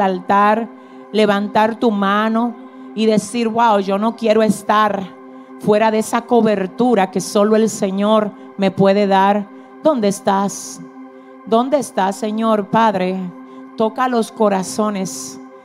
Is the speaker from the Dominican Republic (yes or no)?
yes; Dominican Republic